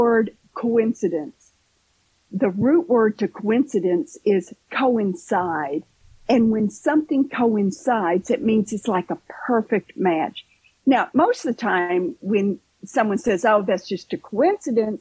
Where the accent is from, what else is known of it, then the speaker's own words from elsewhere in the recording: Kentucky, United States; now in Southwest Florida, United States; I'm originally from Kentucky